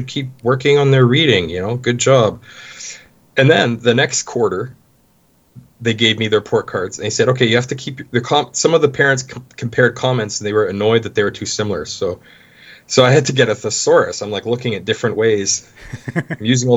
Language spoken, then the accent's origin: English; Medicine Hat, Alberta, Canada; moved away as an adult; now in Gwangju, South Korea; I'm from Medicine Hat